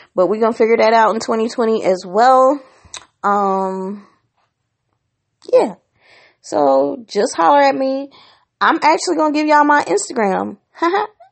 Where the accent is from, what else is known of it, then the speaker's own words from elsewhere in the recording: Washington, District of Columbia, United States; moved away; I went back to my hometown of Washington, D C for the first time in more than ten years